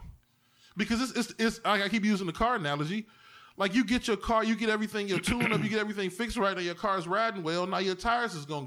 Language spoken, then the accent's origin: English; East Cleveland, Ohio, United States; I'm from East Cleveland, nigga. We ain't have enough books